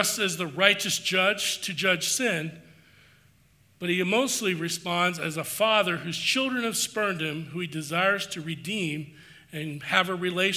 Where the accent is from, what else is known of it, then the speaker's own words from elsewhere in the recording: the East, United States; moved away; I grew up in the East